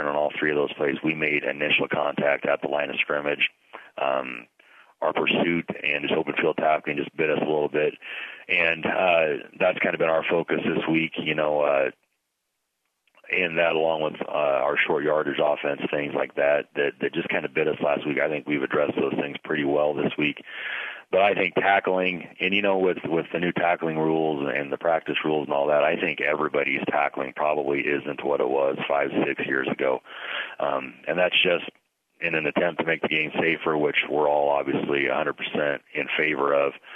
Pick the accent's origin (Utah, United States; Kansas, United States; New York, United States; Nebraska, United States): Nebraska, United States; Pleasanton; now in Ogallala, United States; I grew up in Pleasanton